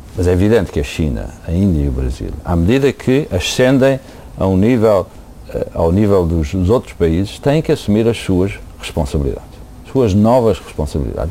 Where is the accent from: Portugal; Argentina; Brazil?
Portugal; moved away as an adult; now in United States; sou português